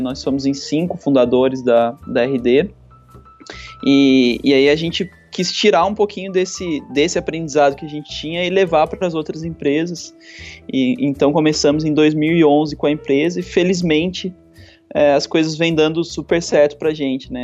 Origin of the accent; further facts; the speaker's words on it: Aparecida, São Paulo, Brazil; moved away as an adult; also born or lived in Florianópolis; eu sou do interior de São Paulo, né? Minha, minha, sou de uma cidade que vive basicamente em função do comércio, que é Aparecida do Norte, então é, fui, fui, criado lá